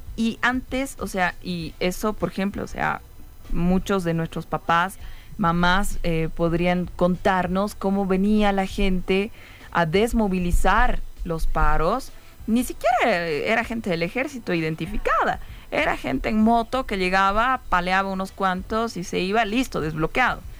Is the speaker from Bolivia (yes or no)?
yes; Bolivia; como pueblo eh, boliviano